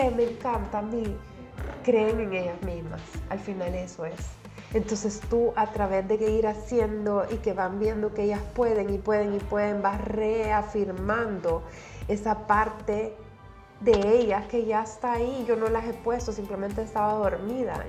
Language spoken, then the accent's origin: Spanish; El Salvador; soy salvadoreña